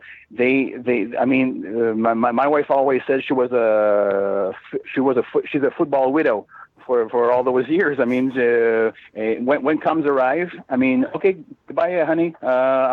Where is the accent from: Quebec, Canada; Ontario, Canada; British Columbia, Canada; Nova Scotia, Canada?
Quebec, Canada; Montreal; now in Laurentians, Canada; I'm originally from the West Island of Montreal, from Île-Bizard. I played football for Île-Bizard for quite a few years